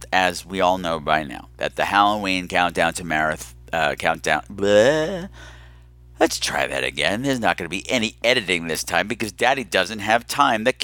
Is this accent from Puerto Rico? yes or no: yes; Puerto Rico; now in Bronx, United States; I live in the Bronx. I'm originally from Puerto Rico.